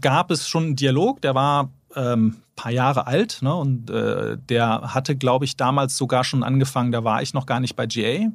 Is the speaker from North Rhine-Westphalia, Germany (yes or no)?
yes; Bonn, North Rhine-Westphalia, Germany; moved away as an adult; also born or lived in London; dann sind wir dann zusammen in meine Heimatstadt ähm, Bonn gezogen.